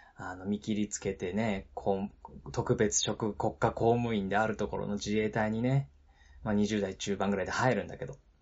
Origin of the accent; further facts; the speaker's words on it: Nagano, Japan; also born or lived in Nara Prefecture; 長野県で育ってるしね、豪雪地帯で育ってるので